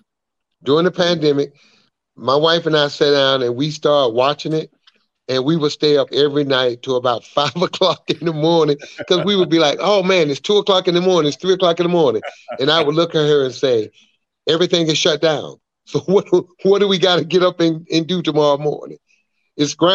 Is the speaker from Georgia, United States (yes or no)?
yes; Atlanta, Georgia, United States; my hometown group, Atlanta